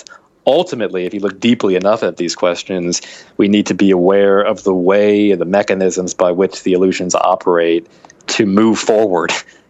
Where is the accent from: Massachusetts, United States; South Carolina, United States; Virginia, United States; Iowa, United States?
Virginia, United States; also born or lived in Ohio; I bounced around. Virginia as a kid, Ohio. No, I didn't go to Florida until I was in college.